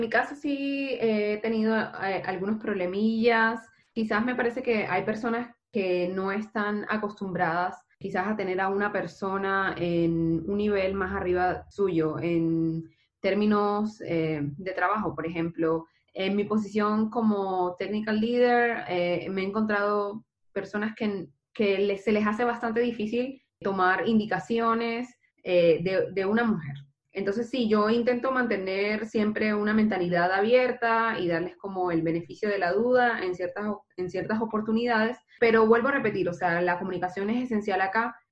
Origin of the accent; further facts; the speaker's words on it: Barranquilla, Atlántico, Colombia; now in Santiago, Chile; soy de Barranquilla, Colombia, pero vivo en Santiago de Chile.